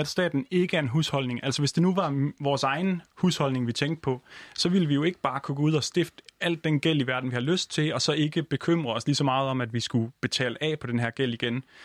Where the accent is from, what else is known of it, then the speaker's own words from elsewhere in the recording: Denmark; now in Copenhagen, Denmark; jeg er jo jyde, så hele min familie er i, øh, i Jylland, og jeg selv sidder i København